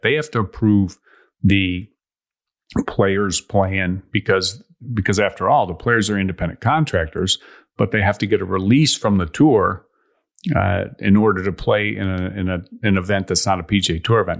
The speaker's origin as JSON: {"language": "English", "town": "Chicago", "region": "Illinois", "country": "United States", "tie": "born or raised there", "said": "when I was a kid growing up in Chicago"}